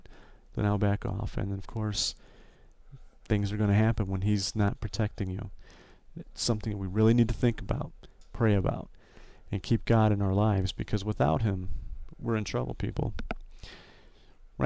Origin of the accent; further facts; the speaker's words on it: Northwest Indiana, United States; my hometown here in Northwest Indiana